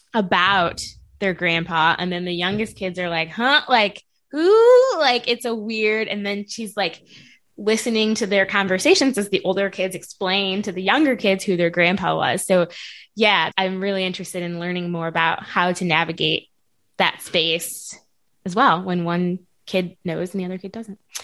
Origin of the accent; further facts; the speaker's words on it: North County, Missouri, United States; I grew up in North County.